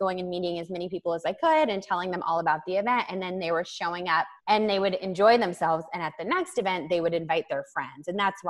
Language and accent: English; Los Angeles, California, United States; I am from Los Angeles